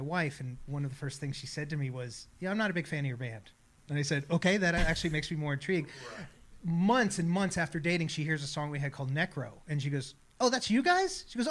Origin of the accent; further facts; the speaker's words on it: Los Angeles, California, United States; now in Tulsa, United States; especially for me growing up in Los Angeles, you just didn't get that support.